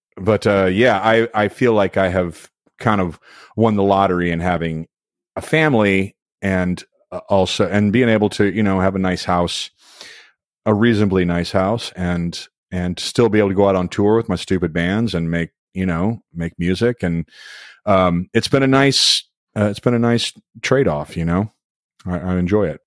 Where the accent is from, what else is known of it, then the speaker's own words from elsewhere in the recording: Louisville, Kentucky, United States; moved away; Louisville, my hometown